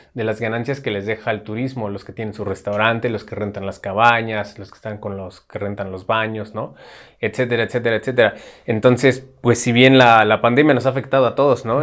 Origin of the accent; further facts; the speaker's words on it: Mexico; esta característica que nos define como mexicanos